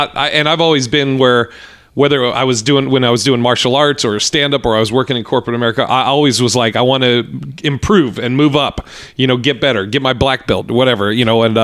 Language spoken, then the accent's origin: English; Portland, Oregon, United States; So I grew up in Portland. I grew up. My dad played football for the Pats way back in the day. But I grew up in Portland, Oregon.